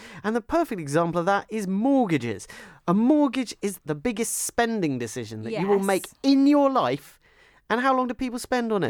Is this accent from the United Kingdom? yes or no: yes; London, United Kingdom; like me, you're born and brought up in the London suburbs